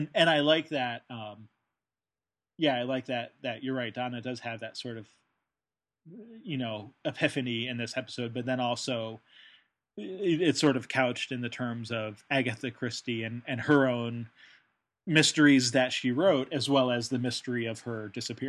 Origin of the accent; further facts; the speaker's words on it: United Kingdom; yes, I'm British, so I, you know, never said anything about it